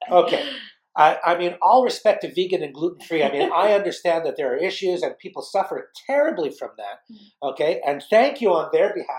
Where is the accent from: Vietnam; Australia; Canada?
Canada; The good thing about being Canadian